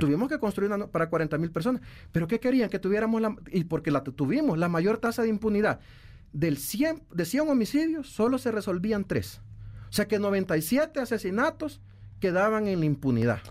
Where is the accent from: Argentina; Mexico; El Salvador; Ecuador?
El Salvador; nosotros como salvadoreños